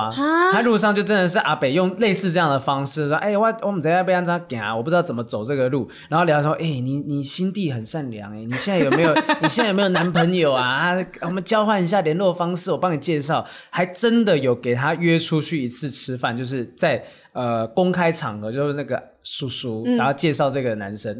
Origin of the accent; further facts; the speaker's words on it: Taiwan; 才发现说你是台湾人吗？我是台湾人。